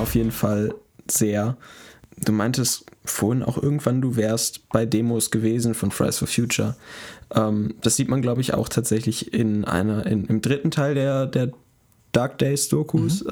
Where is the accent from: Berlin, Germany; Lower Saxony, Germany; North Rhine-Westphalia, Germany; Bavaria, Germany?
North Rhine-Westphalia, Germany; Münster; bei uns, wo, wo, wo ich herkomme, äh, gibt es einen recht großen Club